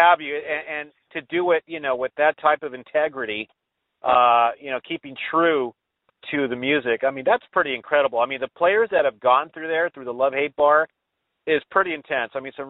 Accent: Los Angeles, California, United States; he has a nice little place in East Los Angeles, kind of my hometown.

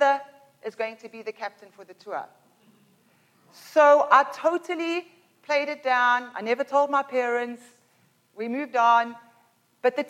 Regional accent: Pinetown, Durban, KwaZulu-Natal, South Africa; now in Canada; When I was 12 years old, I used to live in Pinetown, and we moved from Pinetown to Durban, so basically from like Mississauga to Milton.

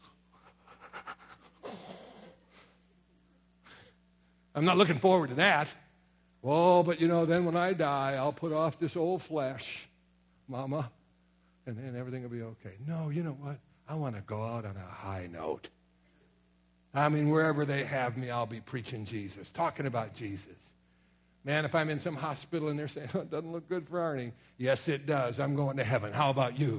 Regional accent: Sturgeon Bay, Wisconsin, United States; also born or lived in Kenosha, Wisconsin / Merrill, Wisconsin / Springfield, Missouri; I was raised up in Sturgeon Bay, Wisconsin, got saved in Kenosha, Wisconsin

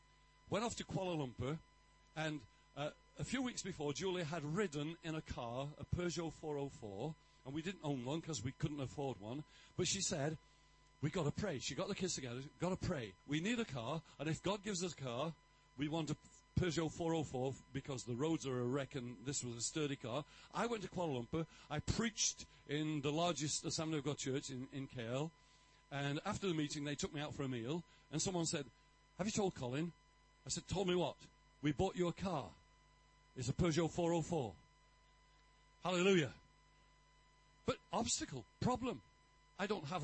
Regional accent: England, United Kingdom; I'm English

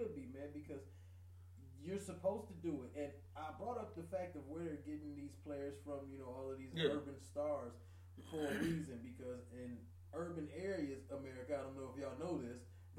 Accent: Detroit, Michigan, United States; I'm from Detroit

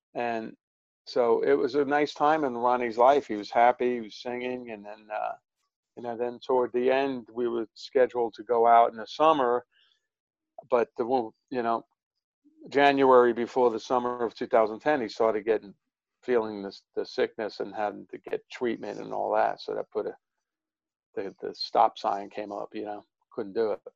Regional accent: New York City, New York, United States; I grew up in Brooklyn

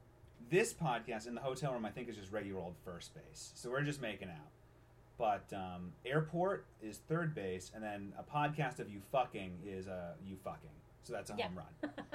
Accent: Cape Cod, Massachusetts, United States; moved away as an adult; now in Los Angeles, United States; I'm from Massachusetts. I'm from the Cape.

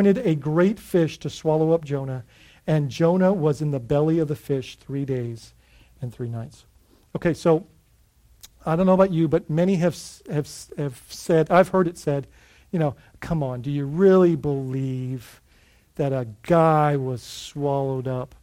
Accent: Bahamas; growing up in the Bahamas, we would dive on the northeast side of Grand Bahama

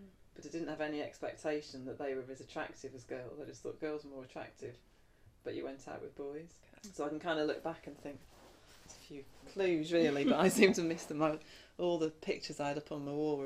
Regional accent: United Kingdom; moved away as an adult; also born or lived in the Midlands; I grew up in the Midlands to start off with, till I was nine, different places. And then my mum and dad moved down to south of London. So I lived there till I was 18

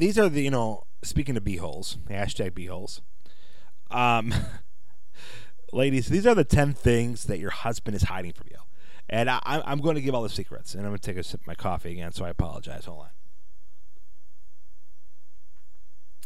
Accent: Chicago, Illinois, United States; I'm from Chicago. I sometimes talk like I'm from Chicago

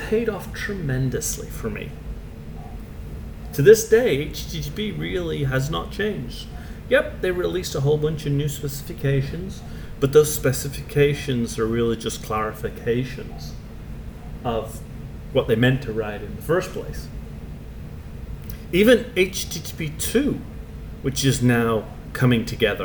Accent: Canada; also born or lived in England; I am Canadian. Well, I was actually born in England

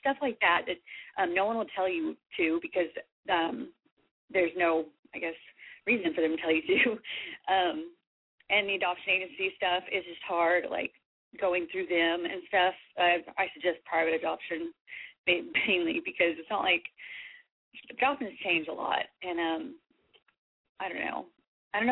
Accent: Texas, United States; I'm from Texas

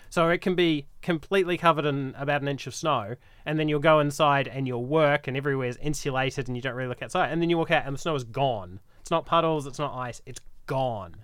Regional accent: New Zealand; moved away as an adult; also born or lived in Wellington, New Zealand / Calgary, Canada; now in Brisbane, Australia; I'm from New Zealand originally. I did my undergrad in Wellington

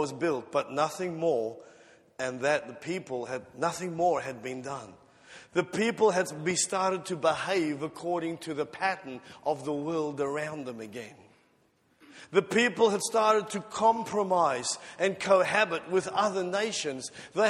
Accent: South Africa; moved away; When I immigrated from South Africa to here, one of the first things I noticed was that there were no fences, no gates, and no burglar bars on the windows.

